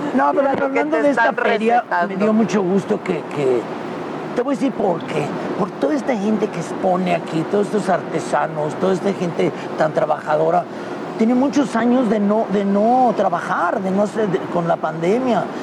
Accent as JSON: {"language": "Spanish", "town": "León", "region": "Guanajuato", "country": "Mexico", "tie": "born or raised there", "moved": "as an adult", "said": "soy muy orgulloso de ser de León. Quiero mucho, aquí vive toda mi familia porque yo sí aquí nací"}